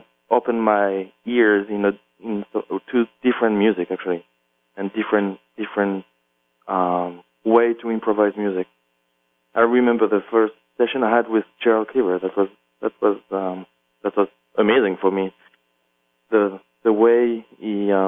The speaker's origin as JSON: {"language": "English", "town": "La Chaux-de-Fonds", "region": "Neuchâtel", "country": "Switzerland", "tie": "born or raised there", "also_born_or_lived": "Paris, France / New York, United States", "second_language": "English", "moved": "as an adult", "said": "I grew up in a little town in Switzerland, Western Switzerland, called La Chaux-de-Fonds"}